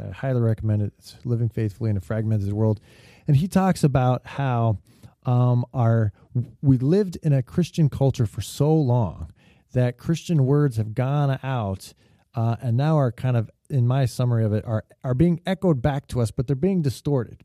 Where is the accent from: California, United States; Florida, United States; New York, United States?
California, United States; as a Californian